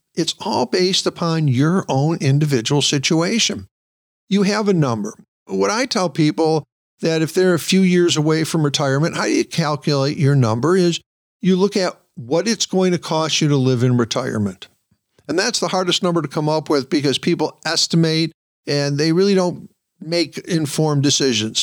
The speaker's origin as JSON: {"language": "English", "region": "Michigan", "country": "United States", "tie": "born or raised there", "said": "Michigan, for example, my home state"}